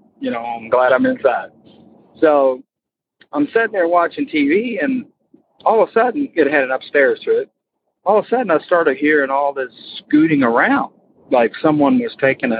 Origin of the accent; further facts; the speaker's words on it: Florida, United States; moved away as an adult; now in Kentucky, United States; I'm from Kentucky, but we moved to Florida and when I was like 8, and I grew up there, but now I'm back in Kentucky